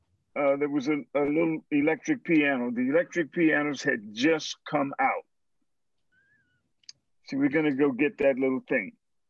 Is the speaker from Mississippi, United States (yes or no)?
yes; Greenville, Mississippi, United States; I went to Coleman High School in Greenville, Mississippi.